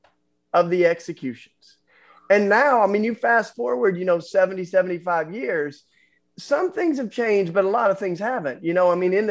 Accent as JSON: {"language": "English", "region": "Tennessee", "country": "United States", "tie": "born or raised there", "said": "I grew up in Tennessee"}